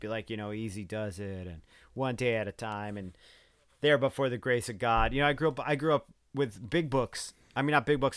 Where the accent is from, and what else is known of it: United States; born or raised there